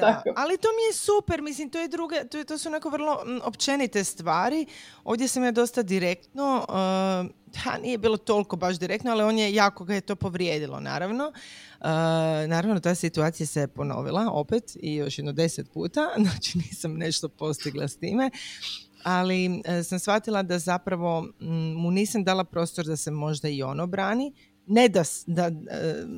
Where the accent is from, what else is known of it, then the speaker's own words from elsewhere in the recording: Croatia; kod nas u Hrvatskoj